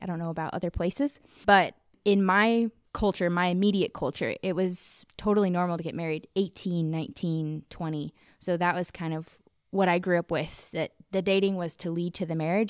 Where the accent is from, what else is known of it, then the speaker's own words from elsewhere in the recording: United States; I'm from America